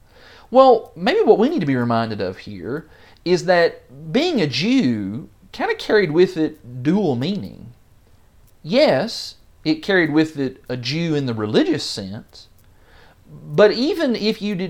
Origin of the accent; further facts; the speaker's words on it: United States; and somewhere on that list is I'm also an American.